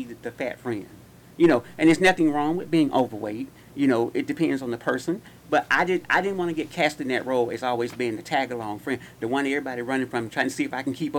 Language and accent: English; Gary, Indiana, United States; born or raised there; moved away